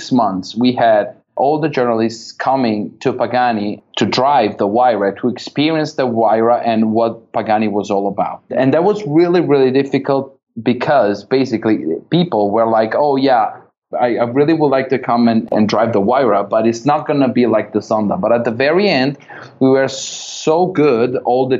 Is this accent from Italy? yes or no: yes; Verona, Veneto, Italy; company where I was born in Verona, in north of Italy